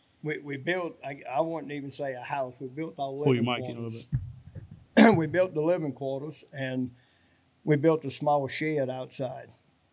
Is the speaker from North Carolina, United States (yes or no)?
no; South Louisiana, United States; moved away; also born or lived in North Arkansas; Well, originally I'm from South Louisiana.